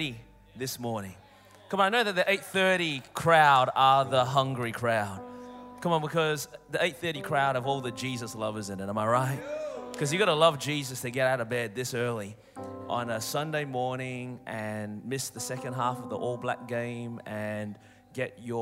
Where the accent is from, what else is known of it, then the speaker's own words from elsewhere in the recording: Melbourne, Victoria, Australia; accent: Australian; moved away; I'm originally from Melbourne, Australia